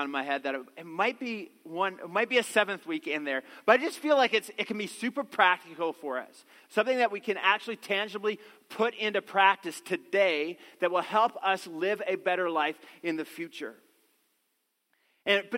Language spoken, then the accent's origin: English; Newfoundland and Labrador, Canada; I grew up in the East Coast, a little town in Newfoundland, and there was this beautiful river that ran through our town